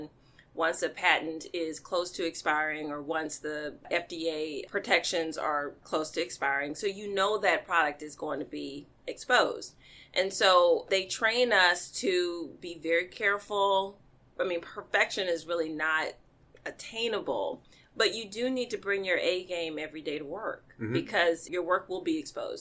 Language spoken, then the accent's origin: English; Mississippi Delta, United States; I was raised in the Mississippi Delta, mm-hmm. by my grandparents